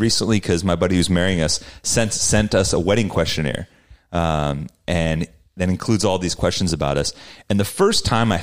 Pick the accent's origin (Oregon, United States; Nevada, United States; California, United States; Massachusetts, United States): California, United States; Salinas; my hometown of Salinas